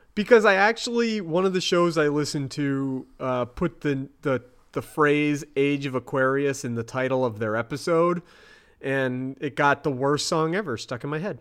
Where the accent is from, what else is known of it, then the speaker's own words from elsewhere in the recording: United States; I'm that American asshole.